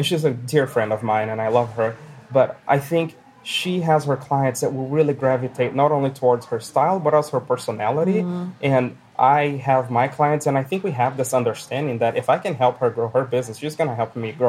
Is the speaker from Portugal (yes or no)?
no; Brazil; moved away as an adult; now in Billings, United States; I'm from Brazil